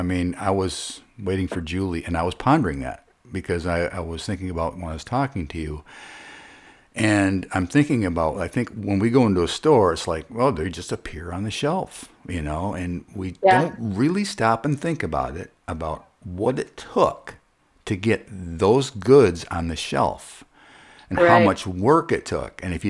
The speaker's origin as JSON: {"language": "English", "town": "Wayland", "region": "Michigan", "country": "United States", "tie": "born or raised there", "said": "I'm from Wayland. That's my hometown."}